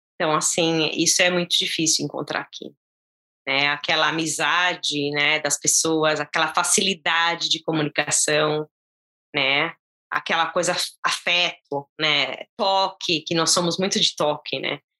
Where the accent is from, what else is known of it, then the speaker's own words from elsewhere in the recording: São Caetano do Sul, São Paulo, Brazil; moved away as an adult; now in United States; Eu nasci na capital de São Paulo, mas eu, eu cresci, na verdade, em São Caetano do Sul.